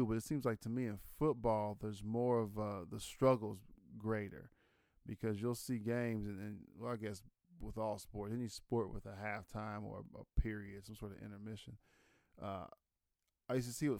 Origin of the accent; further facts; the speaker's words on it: Ohio, United States; I think just because I was from from Ohio, so that's just kind of who I'm so used to seeing